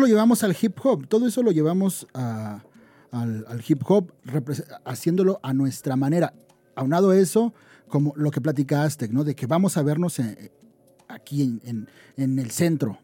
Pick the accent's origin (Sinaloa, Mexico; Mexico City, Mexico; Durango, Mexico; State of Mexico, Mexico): State of Mexico, Mexico; Ecatepec; yo vengo de Catepec, y es que es, es una, y de una colonia que se llama Jardines de Morelos